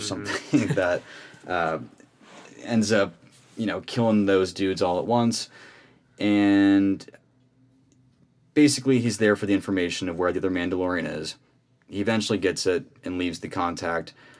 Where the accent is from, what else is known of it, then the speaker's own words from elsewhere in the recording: Phoenix, Arizona, United States; I also am from Phoenix, Arizona